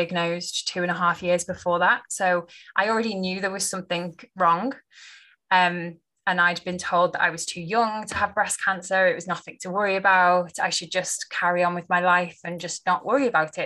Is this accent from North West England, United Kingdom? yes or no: yes; just outside Liverpool, North West England, United Kingdom; I grew up just on the outside of Liverpool